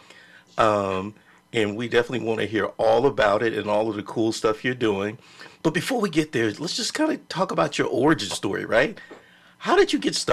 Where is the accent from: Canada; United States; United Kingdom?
United States; Texas; I'm from Texas